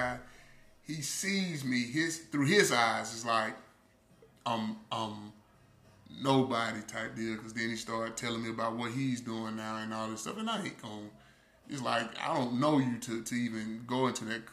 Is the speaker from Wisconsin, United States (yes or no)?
no; Uniontown, Alabama, United States; you went to RC Hatch, and I'm like, yeah, you know, from Union Town